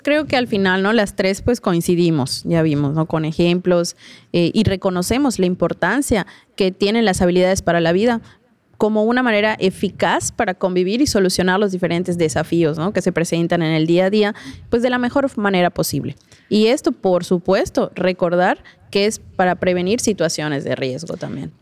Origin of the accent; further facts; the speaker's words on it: Tizimín, Yucatán, Mexico; de donde soy, ¿no? Pues obviamente de Tizimín.